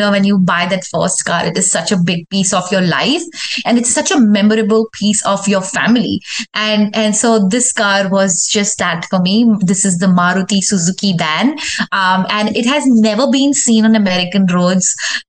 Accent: Delhi, India; also born or lived in Rajasthan / Mumbai / Pune / Middle East; now in Houston, United States; I was born in Rajasthan, which is a state back in India. And I grew up in Delhi, Mumbai, Pune, and a lot of other cities. I also was in Middle East. But the longest I've ever lived anywhere in my life is Houston, 12 years.

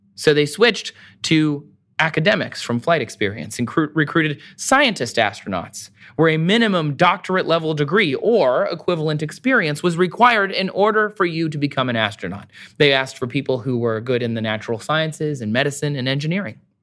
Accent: Michigan, United States; I'm from Michigan.

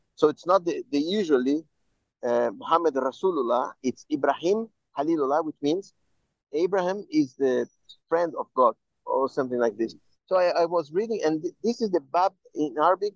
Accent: Brazil; I am Jew, I am Jew from Brazil

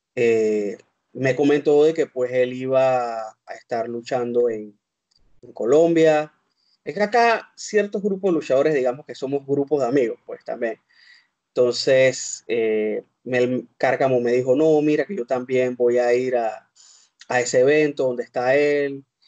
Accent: Panama; Yo soy de Panamá.

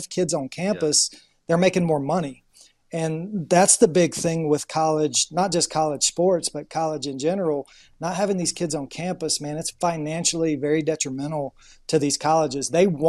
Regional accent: the South, United States; moved away; growing up in the South

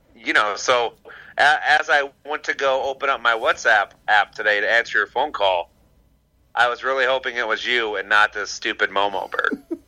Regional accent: Warren, Michigan, United States; Warren, Warren, Michigan

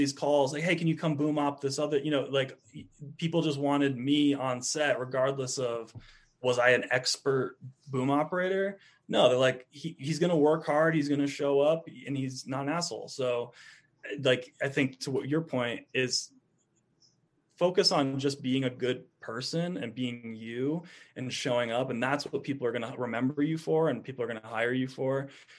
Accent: East Coast, United States; And when you're in something like the desert after growing up on the East Coast, it's like just mind blowing sometimes.

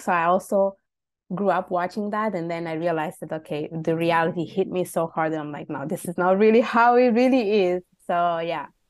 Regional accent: Italy; also born or lived in Bangladesh (ancestry); now in Montreal, Canada; I was born and raised in Italy, just to specify. My parents are from Bangladesh

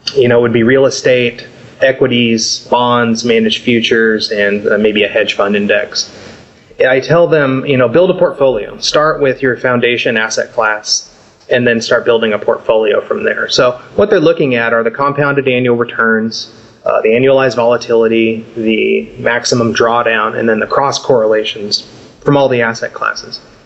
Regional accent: Southern California, United States; I grew up surfing in Southern California

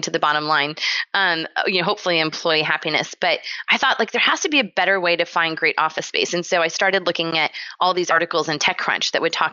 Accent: San Diego, California, United States; I grew up in San Diego, California

